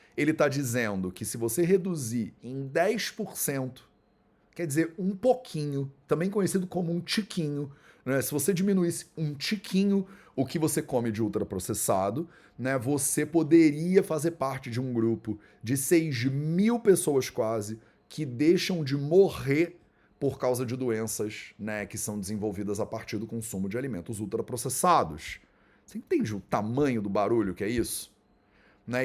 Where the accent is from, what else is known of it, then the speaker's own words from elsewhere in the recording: Brazil; como brasileiros